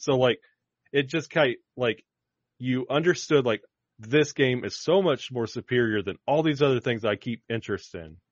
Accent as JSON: {"language": "English", "town": "Birmingham", "region": "Alabama", "country": "United States", "tie": "born or raised there", "said": "I grew up in Birmingham, Alabama"}